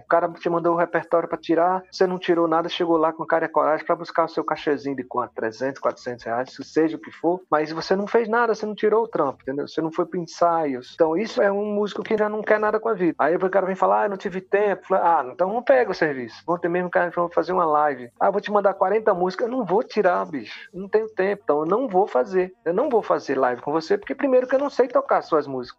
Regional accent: Campina Grande, Paraíba, Brazil; moved away as an adult; now in São Paulo, Brazil; Eu sou paraibano, sou lá de Campina Grande, na Paraíba. Eu já moro em São Paulo há 20 anos.

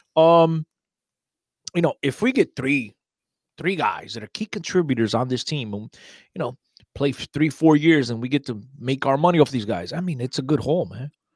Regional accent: Newark, New Jersey, United States; if you from Newark, you definitely gotta know me

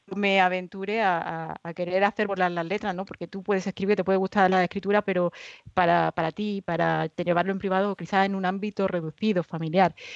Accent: Málaga, Andalusia, Spain; soy malagueña, andaluza

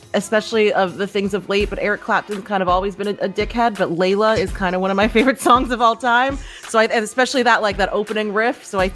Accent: New York, United States; So I'm born and raised in New York. So we're going all New York here.

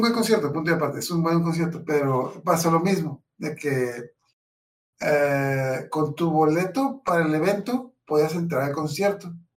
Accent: Mexicali, Baja California, Mexico; Yo soy de Mexicali

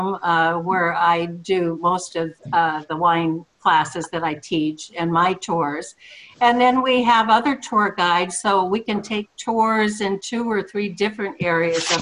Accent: Seattle, Washington, United States; now in California, United States; I was from Seattle, and I still have friends up there

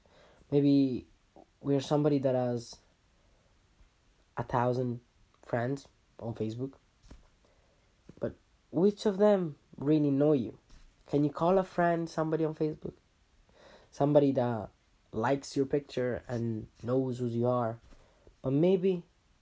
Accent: Italy; moved away; When I moved from Italy, leaving all your good friends, let's say your friends that you grew up with, behind

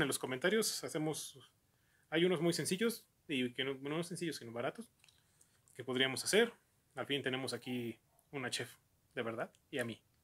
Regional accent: Mexico; al llegar aquí a México

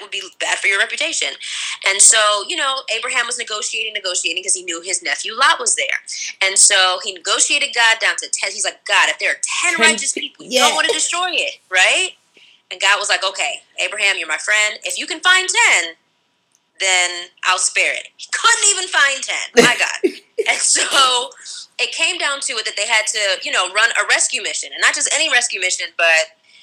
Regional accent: Montego Bay, Saint James, Jamaica; my family's Jamaican, too. I was born in Mabay

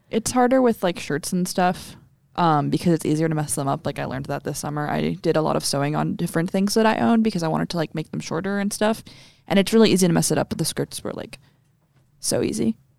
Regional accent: Texas, United States; we're from Texas

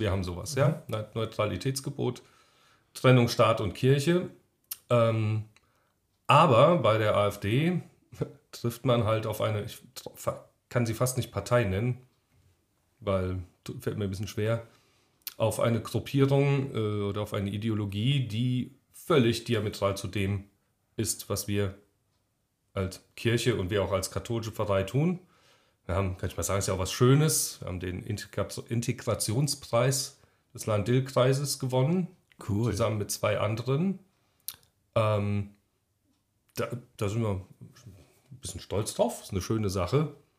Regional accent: Germany; in meinem Heimatdorf, meinem, meinem wunderschönen Oberschell, das ich liebe

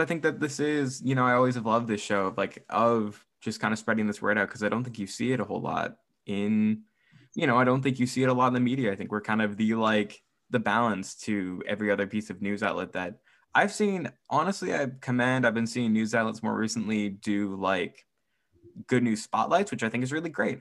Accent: United States; I'm American

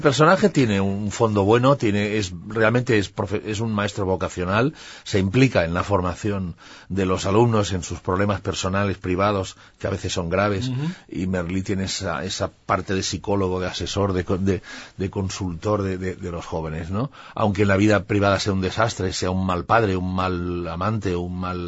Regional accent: Barcelona, Catalonia, Spain; Yo nací en Barcelona, pero tengo esa parte rural bastante arraigada

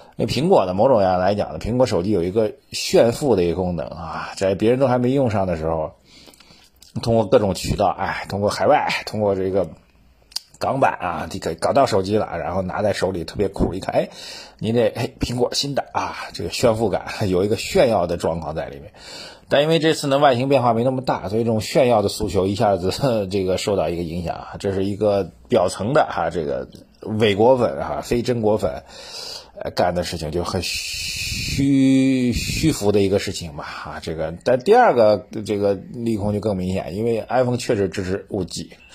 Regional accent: China; 深圳的奇迹真的值得我们中国人呐，这个我们这一代人见证的改革，开放这一代的这个中国

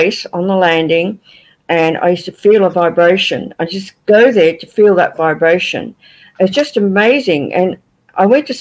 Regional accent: Liverpool, North West England, United Kingdom; now in Australia; Look, I was born in England. I was born in Liverpool

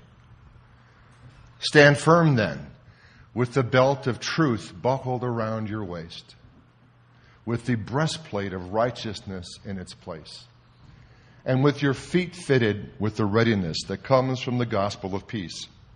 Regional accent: Toledo, Ohio, United States; came back to my hometown university, University of Toledo

